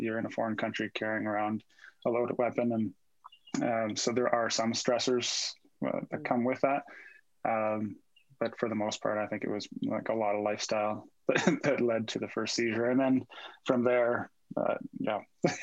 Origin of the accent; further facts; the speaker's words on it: Cape Breton, Nova Scotia, Canada; moved away as an adult; now in Calgary, Canada; I live in Calgary now. I was in the military. I'm from Cape Breton, Nova Scotia. I joined the military when I was 19.